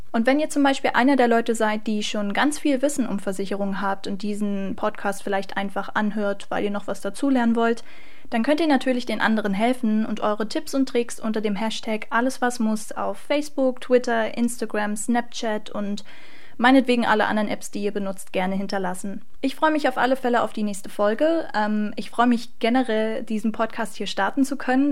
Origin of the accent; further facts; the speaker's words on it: Magdeburg, Saxony-Anhalt, Germany; komme gebürtig aus Magdeburg